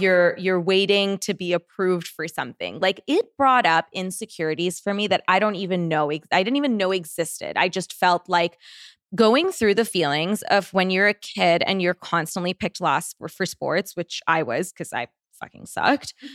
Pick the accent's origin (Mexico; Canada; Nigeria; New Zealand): Canada; moved away as an adult; now in Los Angeles, United States; I'm Canadian